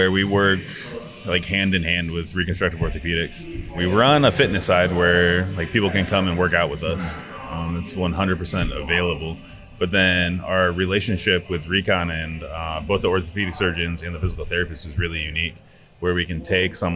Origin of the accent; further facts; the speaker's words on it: Nebraska, United States; moved away as an adult; also born or lived in Kansas City / Taiwan; I grew up in Nebraska